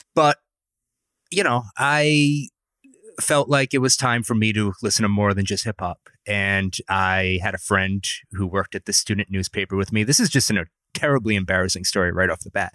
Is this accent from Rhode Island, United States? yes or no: yes; Providence, Rhode Island, United States; accent: Providence, Rhode Island; my accent, which is from Providence, Rhode Island